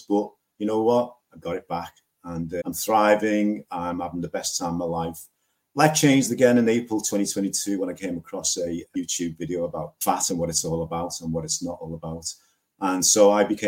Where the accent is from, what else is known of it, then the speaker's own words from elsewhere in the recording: Liverpool, North West England, United Kingdom; I'm from Liverpool in the UK.